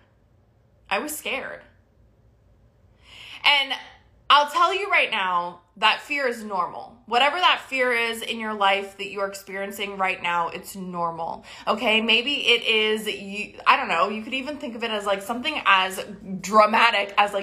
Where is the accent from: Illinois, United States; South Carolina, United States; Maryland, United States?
Maryland, United States; moved away as an adult; now in Texas, United States; I grew up in Maryland